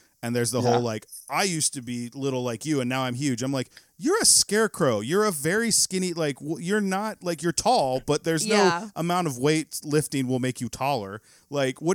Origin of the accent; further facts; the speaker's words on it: Texas, United States; I grew up in Texas. We're in Texas right now.